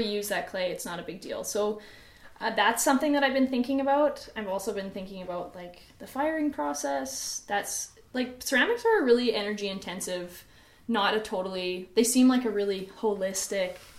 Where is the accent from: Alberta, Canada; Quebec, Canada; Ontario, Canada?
Alberta, Canada; Edmonton; I'm from Edmonton. I grew up here